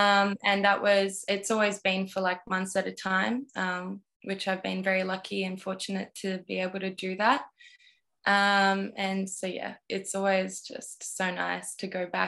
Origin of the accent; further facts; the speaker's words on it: Melbourne, Victoria, Australia; We've got really tight Croatian roots. However, I was born and raised in Melbourne, but I've always been connected with my Croatian roots.